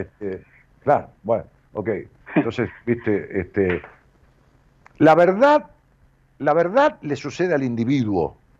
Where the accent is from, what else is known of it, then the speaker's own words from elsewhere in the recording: Ramos Mejía, Buenos Aires, Argentina; now in Buenos Aires, Argentina; en mi pueblo, allá en Robo Mejía